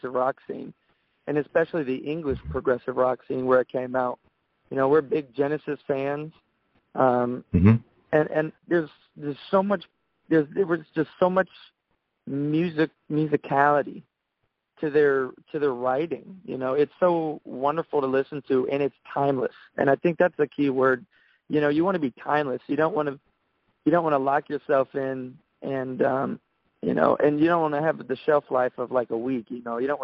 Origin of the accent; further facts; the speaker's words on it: Daytona Beach, Florida, United States; we went to the same high school